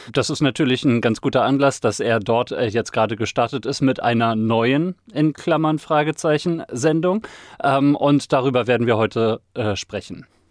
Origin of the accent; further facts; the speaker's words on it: Northern Germany, Germany; ich komme aus dem Norden